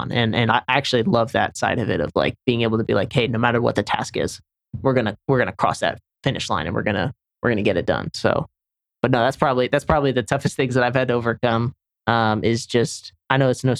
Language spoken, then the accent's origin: English; Senegal; moved away; also born or lived in Charlotte, North Carolina; where I grew up in Senegal, West Africa